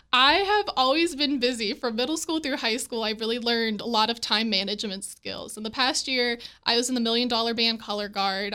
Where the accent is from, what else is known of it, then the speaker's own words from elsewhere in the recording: Berkeley County, West Virginia, United States; moved away as an adult; also born or lived in Alabama; I'm originally from Berkeley County